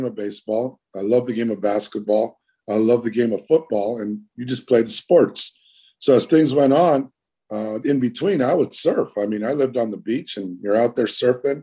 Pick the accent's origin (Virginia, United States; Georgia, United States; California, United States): California, United States; San Francisco; also born or lived in Pacifica; now in Maui, United States; I'm 5 minutes from San Francisco and I grew up in San Francisco.